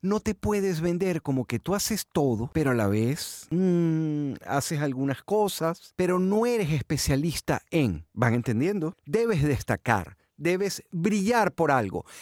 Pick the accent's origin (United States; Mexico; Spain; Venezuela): Venezuela; moved away as an adult; en mi país, en Venezuela